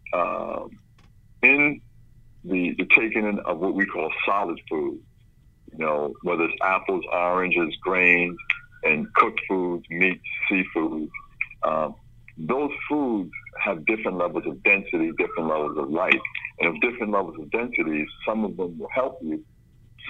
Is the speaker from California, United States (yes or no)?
no; New York City, New York, United States; also born or lived in Brooklyn; I grew up in the South Bronx, born in Brooklyn